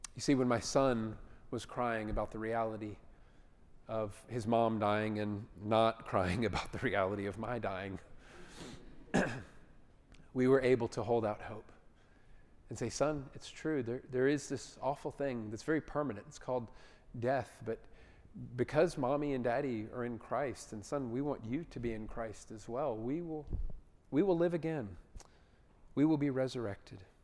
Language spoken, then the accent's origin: English; Atlanta, Georgia, United States; I grew up in Atlanta.